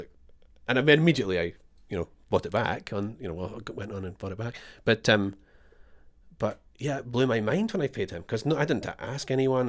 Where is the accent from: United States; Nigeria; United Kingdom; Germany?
United Kingdom; Scotland; moved away as an adult; now in Australia; I am Scottish